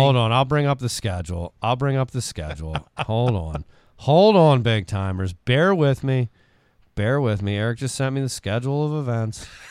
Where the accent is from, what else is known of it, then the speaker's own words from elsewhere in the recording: Parkville, United States; I'm from Parkville